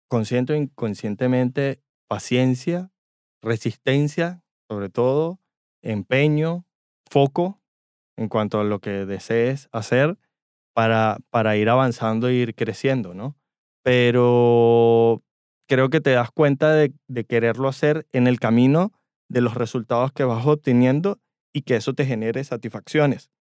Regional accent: Venezuela; nosotros vinimos del trópico o de Venezuela, donde el clima es prácticamente igual todo

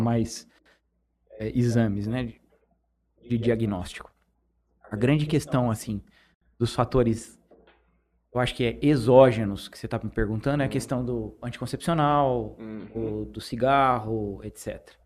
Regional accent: Presidente Prudente, São Paulo, Brazil; moved away; Vim de Presidente Prudente, meus quatro, meus outros quatro irmãos estão de lá

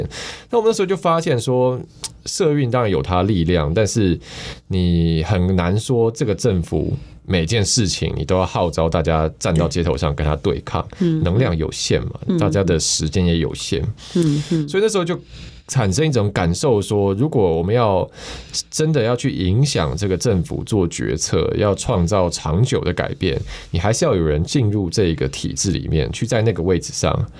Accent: Taiwan; also born or lived in United States; 但是我但是我出生一个月以后，就是就是可以出医院之后，我我妈其实就带我回台湾了。哦，对我妈那时候也是留学生，然后她就中断了，她就是回台湾养带我养我这样。

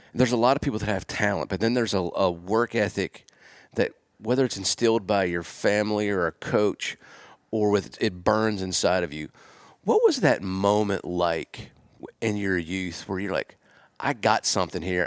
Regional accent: Gettysburg, Pennsylvania, United States; I'm from Gettysburg, or just south of Gettysburg

